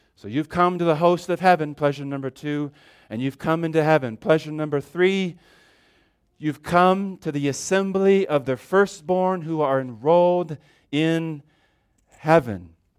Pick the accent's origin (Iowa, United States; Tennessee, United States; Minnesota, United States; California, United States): California, United States; moved away; I grew up in California